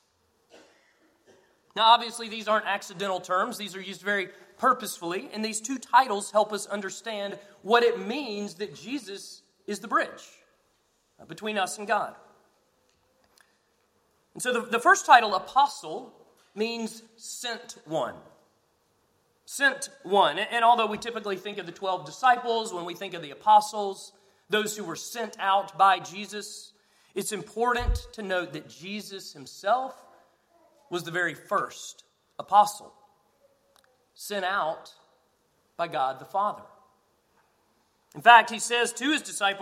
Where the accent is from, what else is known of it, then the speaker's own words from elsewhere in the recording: Northeast Georgia, United States; I grew up in Northeast Georgia